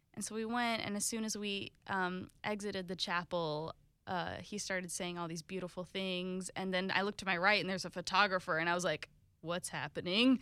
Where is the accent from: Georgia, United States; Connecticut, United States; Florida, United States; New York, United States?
Florida, United States; Jacksonville; also born or lived in Italy / St. Augustine; most of my life, um, has been Jacksonville